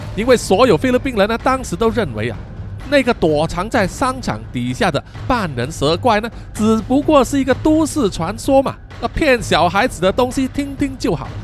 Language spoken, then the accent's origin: Chinese; Malaysia; 作为马来西亚人